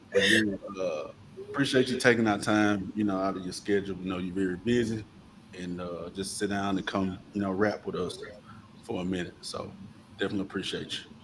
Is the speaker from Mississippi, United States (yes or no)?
yes; Coldwater, Mississippi, United States; Mac and I, uh, born and raised in Coldwater